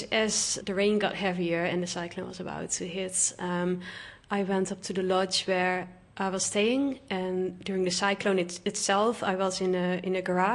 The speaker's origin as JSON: {"language": "English", "country": "Netherlands", "moved": "as an adult", "lives_now": "Vanuatu", "said": "I am originally from the Netherlands"}